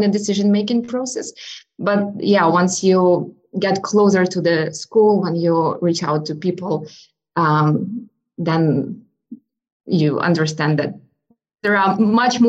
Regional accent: Ukraine; moved away as an adult; also born or lived in United States; now in Charlottesville, United States; So I'm originally from Ukraine. I was born and raised in Ukraine.

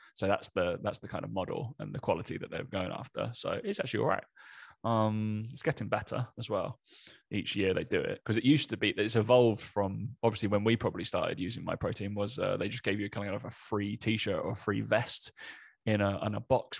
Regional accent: East of England, United Kingdom; accent: Essex; I am from Essex, but people can't pick my accent, which is purposeful.

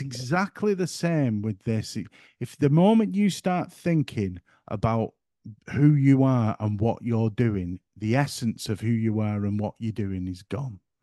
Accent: the north of England, United Kingdom; accent: broad northern; My accent's in the way of talk, for one, being very broad, and I'm trying to keep it under control tonight, that I'm not here by gum talking all, uh, northern

